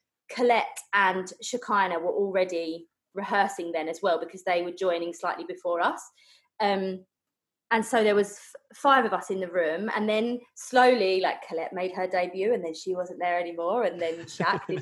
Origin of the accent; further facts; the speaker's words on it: Essex, East of England, United Kingdom; I'm from Essex in the UK